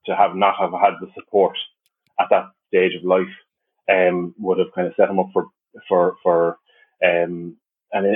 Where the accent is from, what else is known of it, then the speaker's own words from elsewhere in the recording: the Midlands of Ireland, Ireland; moved away as an adult; also born or lived in Limerick, Ireland; now in Dublin, Ireland; I hail from the Midlands of Ireland. Grew up there through most of my life.